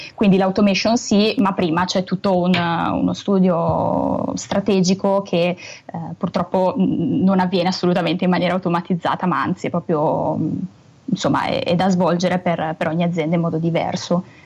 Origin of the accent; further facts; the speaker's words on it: Brescia, Lombardy, Italy; accent: Brescian; Io purtroppo ho questa cantilena bresciana che non riesco a togliermi